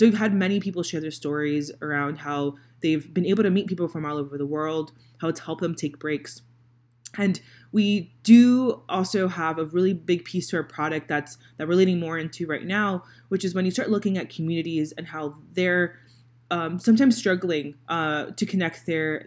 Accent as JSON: {"language": "English", "town": "Miami", "region": "Florida", "country": "United States", "moved": "yes", "lives_now": "Indianapolis, United States", "said": "I live in Indiana, so I live in Indianapolis, Indiana. I'm originally from Miami, Florida"}